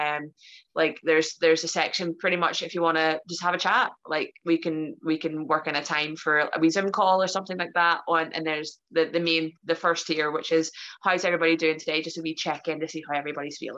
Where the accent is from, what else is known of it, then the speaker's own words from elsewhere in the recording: Ireland; I'm Irish, so I, I, I, just like I'll talk for days, so you have to cut me off at some point.